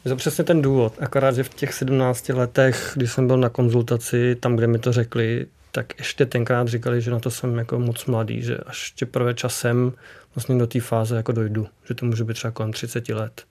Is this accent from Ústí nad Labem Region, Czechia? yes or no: no; Kutná Hora, Central Bohemian Region, Czechia; u nás v Kutní hoře